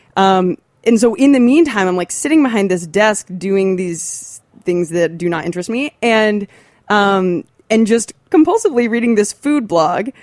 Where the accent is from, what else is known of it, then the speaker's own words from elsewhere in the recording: Athens, Ohio, United States; I'm from Athens, Ohio. It's a small, little college town.